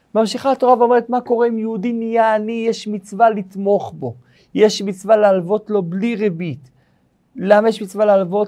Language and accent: Hebrew; Kiryat Malakhi, Southern District, Israel; איפה שגדלתי בקריית מנחי